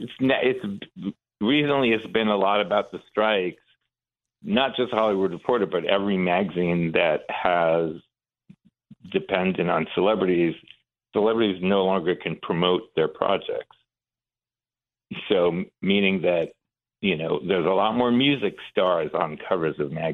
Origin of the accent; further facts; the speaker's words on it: Iran; moved away; So we came from Iran with my mom during the revolution in 79.